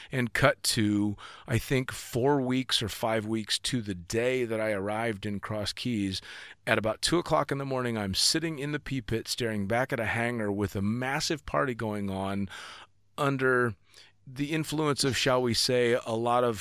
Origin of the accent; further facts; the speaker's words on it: California, United States; I'm from fucking Northern California.